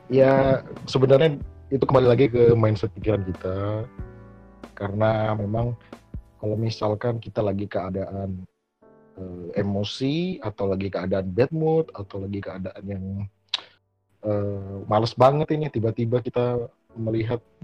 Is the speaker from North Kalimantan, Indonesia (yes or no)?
yes; Malinau, North Kalimantan, Indonesia; moved away; also born or lived in Surabaya; saya dari Kalimantan, Kalimantan Utara, yaitu tepatnya di Malinau